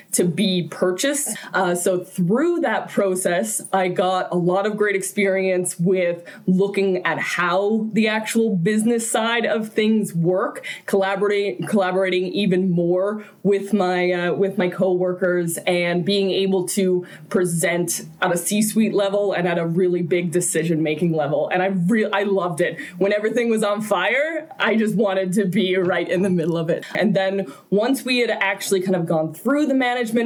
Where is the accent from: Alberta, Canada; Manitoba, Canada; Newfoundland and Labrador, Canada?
Newfoundland and Labrador, Canada; moved away as an adult; now in Calgary, Canada; I'm originally from Newfoundland, moved here to Calgary about 5 years ago